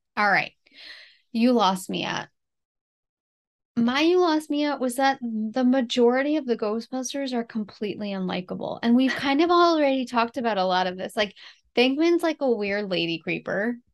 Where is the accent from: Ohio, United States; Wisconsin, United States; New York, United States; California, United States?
New York, United States; New York City; my hometown in the, like, early eighteen hundreds